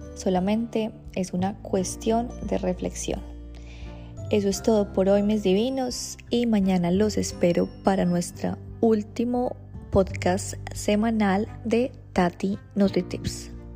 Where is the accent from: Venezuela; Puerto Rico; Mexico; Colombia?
Colombia; now in Australia; nosotros como colombianos pues tenemos una vida como muy incierta